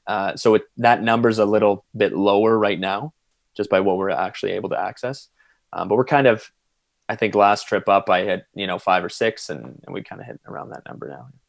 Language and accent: English; London, Ontario, Canada; I grew up in London, Ontario